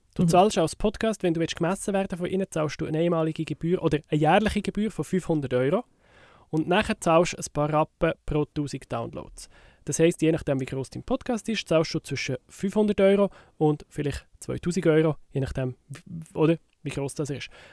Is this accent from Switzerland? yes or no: yes; Switzerland; bei uns in der Schweiz